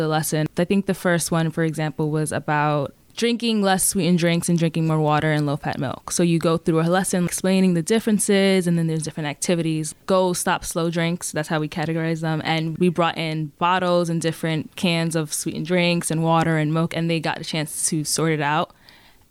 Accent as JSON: {"language": "English", "town": "New York City", "region": "New York", "country": "United States", "said": "I'm from the Bronx."}